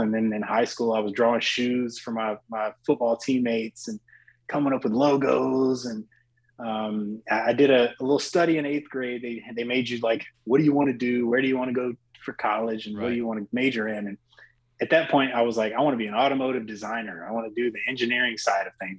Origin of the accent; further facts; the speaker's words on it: Oxford, North Carolina, United States; being from a smaller town, I'm from Oxford, North Carolina